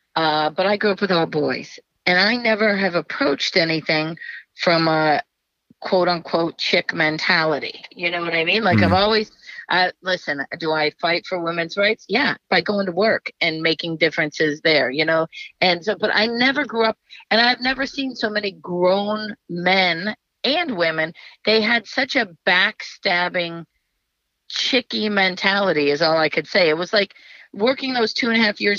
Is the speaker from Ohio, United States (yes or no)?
yes; Cleveland, Ohio, United States; moved away; also born or lived in Los Angeles / New Jersey; I grew up in Little Italy in Cleveland